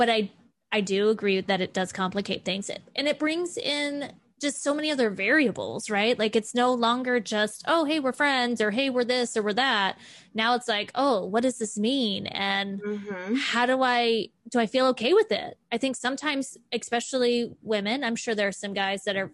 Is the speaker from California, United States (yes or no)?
no; Florida, United States; I grew up in Florida